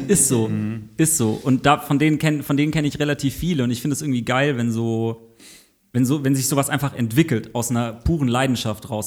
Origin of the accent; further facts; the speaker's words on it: Southern Germany, Germany; ich komme aus Süddeutschland, bei uns gab es Quick noch im Süden